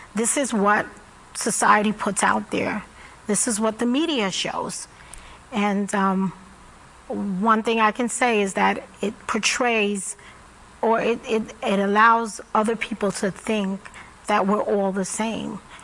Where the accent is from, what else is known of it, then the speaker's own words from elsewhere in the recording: New York, United States; I grew up in Brooklyn